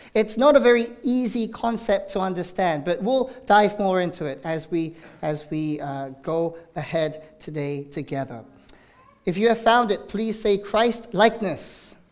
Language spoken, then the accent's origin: English; South Korea; now in Danvers, United States; it's in Pyeongchang, my, my home country